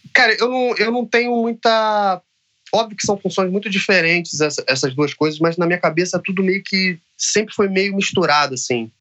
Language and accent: Portuguese; Rio de Janeiro, Brazil; Eu nasci no Rio de Janeiro, no, na Zona Norte, então assim, na, é, vivi os anos 90 na, na, Zona Norte do Rio de Janeiro